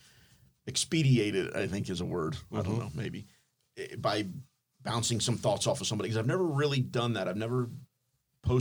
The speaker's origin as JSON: {"language": "English", "town": "Fort Lauderdale", "region": "Florida", "country": "United States", "tie": "born or raised there", "moved": "yes", "lives_now": "Pompano Beach, United States", "said": "I'm from Lauderdale."}